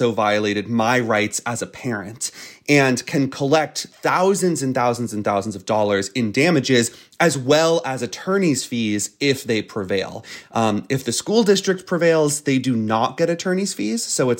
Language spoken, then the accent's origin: English; Florida, United States; Disney is the single most powerful entity in the state of Florida. It is my home state.